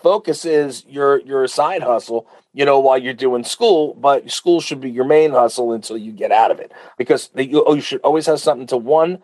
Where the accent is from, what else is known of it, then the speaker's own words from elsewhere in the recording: Uniondale, New York, United States; I grew up in Uniondale.